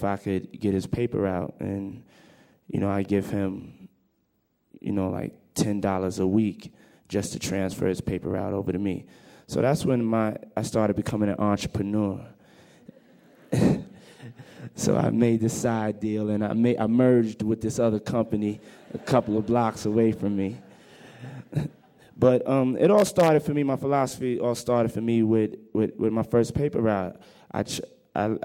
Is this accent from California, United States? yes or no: no; New York City, New York, United States; also born or lived in Mount Vernon, New York; I grew up in New York, in Harlem, New York.